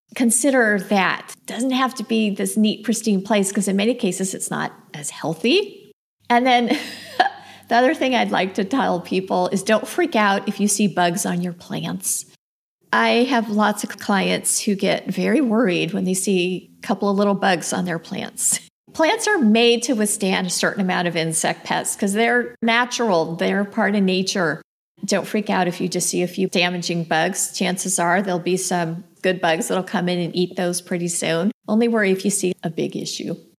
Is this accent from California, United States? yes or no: yes; Los Angeles, California, United States; moved away as an adult; now in Phoenix, United States; I grew up in Los Angeles. I didn't move to the desert till I was married.